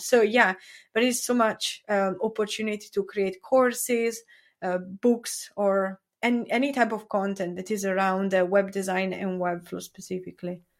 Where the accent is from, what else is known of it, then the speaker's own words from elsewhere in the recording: Italy; English is a second language; now in Brighton, United Kingdom; I am originally from Italy